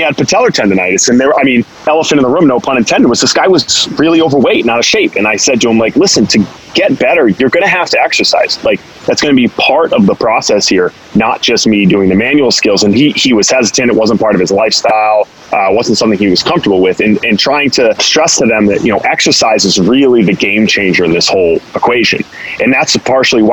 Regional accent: Boston, Massachusetts, United States; I grew up here in the Boston area

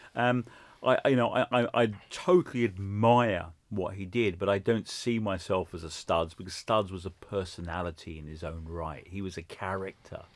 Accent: London, United Kingdom; So I grew up in Hendon in northwest London

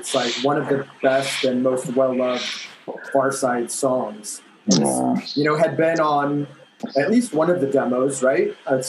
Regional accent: Costa Mesa, California, United States; I grew up in Costa Mesa, Newport Beach.

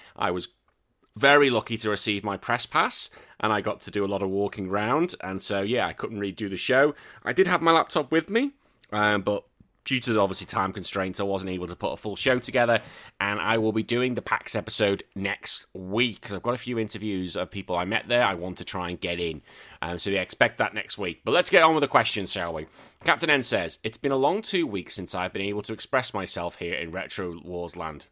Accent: England, United Kingdom; I know I'm English, but I'm still British.

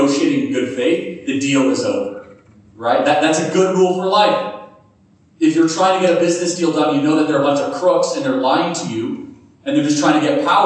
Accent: Chicago, Illinois, United States; I grew up in Chicago

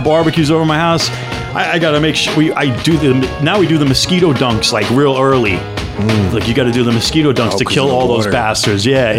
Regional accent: Edison, New Jersey, United States; I'm very Edison. I still live in Edison.

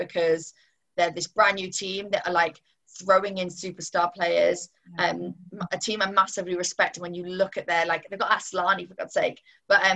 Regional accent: Newcastle upon Tyne, North East England, United Kingdom; I'm from Newcastle, so I'm a Newcastle United supporter through and through

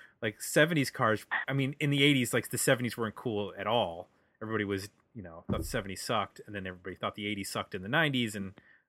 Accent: Buffalo, New York, United States; I grew up in Buffalo

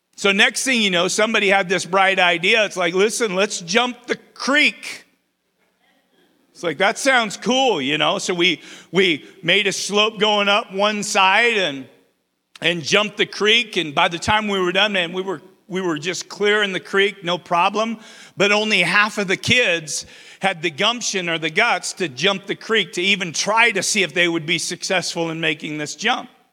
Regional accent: Twin Falls, Idaho, United States; also born or lived in Baker City, Oregon; I was born and raised in Twin Falls

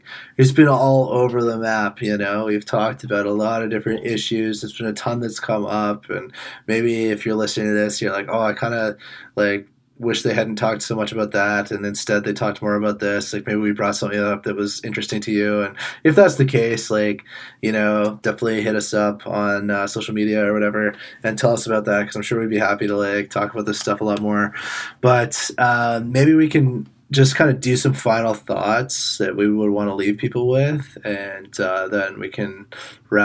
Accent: Ontario, Canada; growing up in Ontario

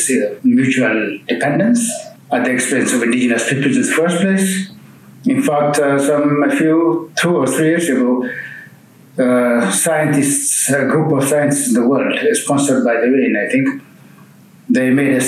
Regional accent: Ethiopia; I'm from Ethiopia

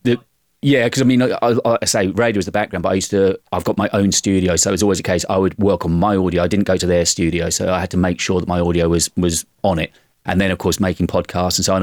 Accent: United Kingdom; accent: British; being British.

